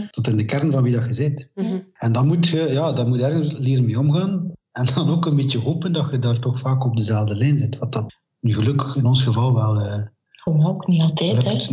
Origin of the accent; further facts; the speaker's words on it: West Flanders, Belgium; Ik ben van West-Vlaanderen